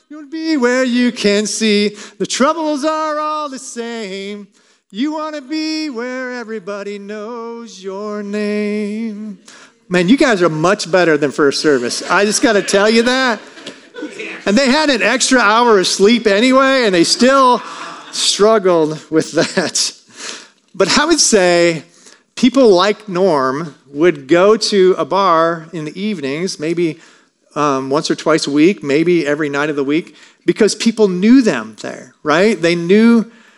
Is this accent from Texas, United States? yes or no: no; Michigan, United States; I grew up in the country between Centerville and Sturgis